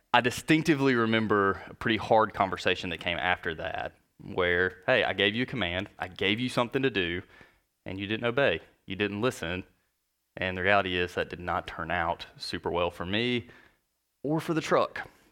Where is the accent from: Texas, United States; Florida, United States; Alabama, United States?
Alabama, United States; North; I grew up in North Alabama